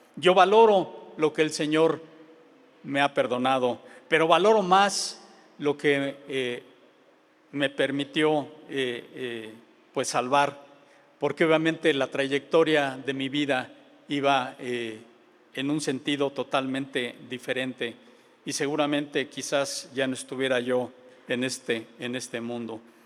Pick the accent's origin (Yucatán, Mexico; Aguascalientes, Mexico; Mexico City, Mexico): Mexico City, Mexico; moved away; Vengo de la Ciudad de México